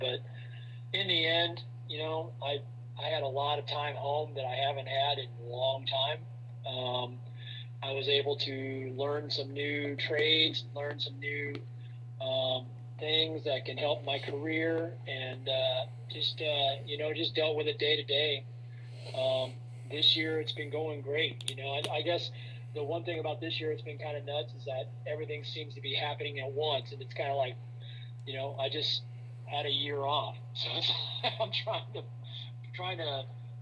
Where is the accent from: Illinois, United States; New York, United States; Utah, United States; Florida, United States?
Illinois, United States; Fairbury; moved away as an adult; also born or lived in Charleston, Illinois / Tuscola, Illinois / Effingham, Illinois / Mattoon, Illinois; now in Atlanta, United States; I grew up in Fairbury, Illinois